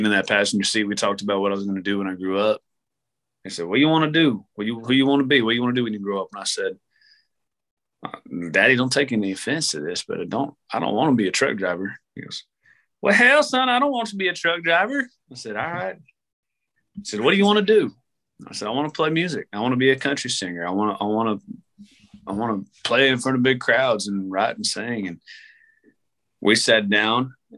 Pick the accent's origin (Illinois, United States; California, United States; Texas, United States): Texas, United States; Hereford; also born or lived in Amarillo, Texas / Lubbock, Texas; I'm from Hereford, Texas. That's where I spent my first 13 years. Then I graduated out of Amarillo, Texas